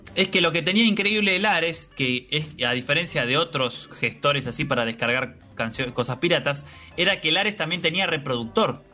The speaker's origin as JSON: {"language": "Spanish", "country": "Argentina", "said": "somos de acá"}